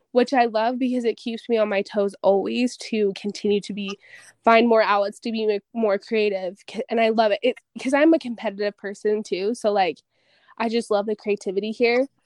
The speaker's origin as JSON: {"language": "English", "region": "Utah", "country": "United States", "tie": "born or raised there", "said": "It's funny cuz growing up in Utah County, I'm not going to say that I hated Provo, but I definitely had my thoughts"}